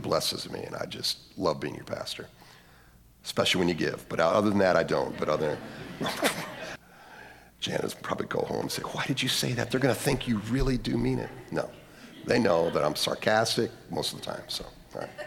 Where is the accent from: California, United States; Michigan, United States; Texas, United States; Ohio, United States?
Ohio, United States; Lorain; my hometown, Leary, Ohio